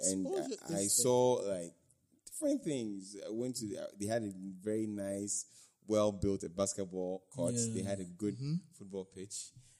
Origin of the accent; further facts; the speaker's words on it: Takoradi, Western Region, Ghana; I'm from Takoradi, by the way.